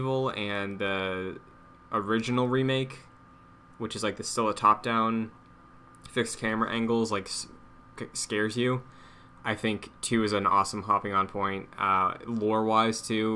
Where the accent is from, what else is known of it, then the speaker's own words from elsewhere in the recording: Massachusetts, United States; I'm from Massachusetts